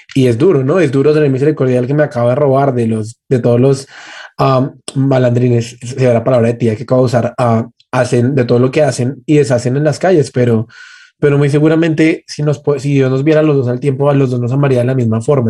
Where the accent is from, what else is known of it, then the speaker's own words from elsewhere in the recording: Colombia; como colombianos